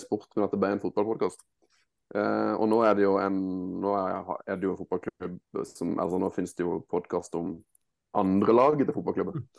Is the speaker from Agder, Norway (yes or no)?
yes; Mandal, Agder, Norway; jeg er jo født og oppvokst i Mandal